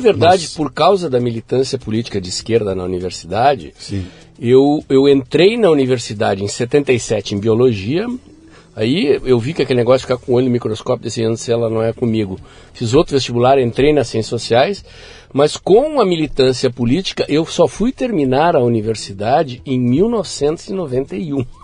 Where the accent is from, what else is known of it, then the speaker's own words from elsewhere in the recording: Porto Alegre, Rio Grande do Sul, Brazil; Eu nasci em Porto Alegre